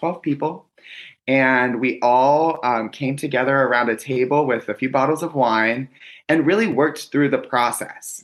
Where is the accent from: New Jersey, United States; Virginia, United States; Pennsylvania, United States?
Pennsylvania, United States; Pittsburgh; I grew up in Pittsburgh, Pennsylvania